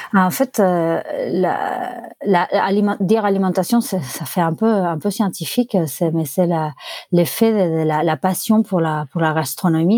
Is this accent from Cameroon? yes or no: no; Barcelona, Catalonia, Spain; French is a second language; moved away as an adult; also born or lived in Buenos Aires, Argentina / Paris, France / Bordeaux, France / Touraine, France; now in Poitiers, France; à mes 5 ans, on a déménagé à Barcelone. Euh, et, donc, j'ai vécu à Barcelone entre mes 5 ans et mes 30 ans, où je déménageais en France à Poitiers